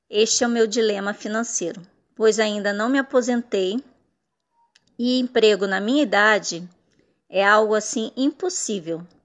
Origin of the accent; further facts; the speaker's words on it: Maranguape, Ceará, Brazil; tenho 26 anos e sou de Maranguape, Ceará.